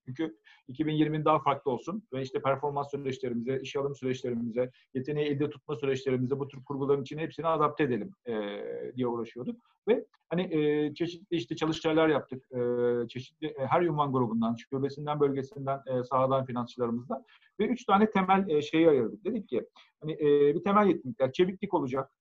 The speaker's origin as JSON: {"language": "Turkish", "region": "Ankara", "country": "Turkey", "tie": "born or raised there", "said": "1973 Ankara doğumluyum ben."}